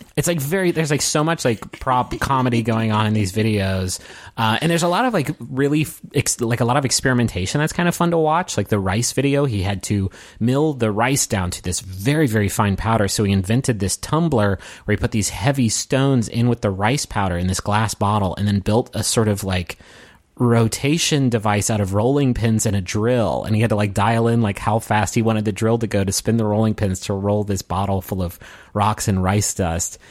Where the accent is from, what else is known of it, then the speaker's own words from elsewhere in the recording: Appalachia, United States; I'm from Appalachia